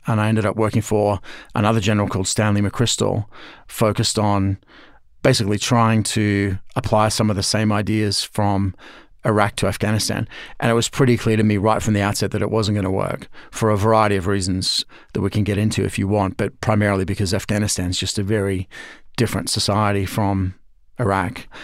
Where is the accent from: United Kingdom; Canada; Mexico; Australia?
Australia; I'm Australian originally, as you can tell from the accent.